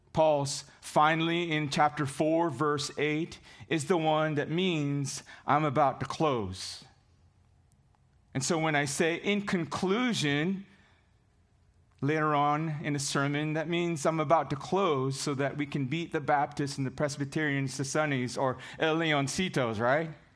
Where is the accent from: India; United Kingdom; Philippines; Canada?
Philippines; now in United States; growing up in the Philippines